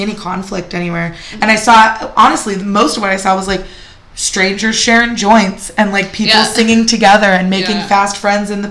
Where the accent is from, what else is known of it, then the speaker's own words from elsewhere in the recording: San Jose, California, United States; I grew up in San Jose.